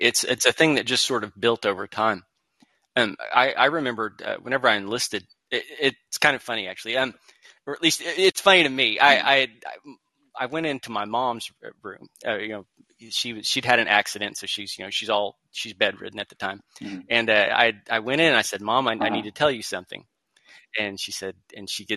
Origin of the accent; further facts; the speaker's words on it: Oklahoma, United States; I'm from Oklahoma, so we're already kind of half outlaw